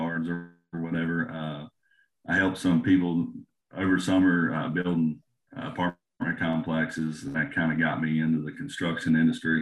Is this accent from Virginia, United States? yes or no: yes; Shawsville, Virginia, United States; I grew up in Shawlsville, small little town outside of Christiansburg